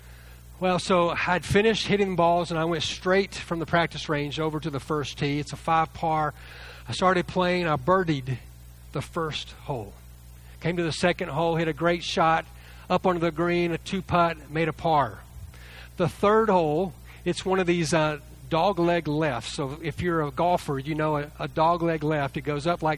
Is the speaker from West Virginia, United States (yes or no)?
no; Lake Jackson, Texas, United States; I grew up near the Gulf Coast, south of Galveston, in a town called Lake Jackson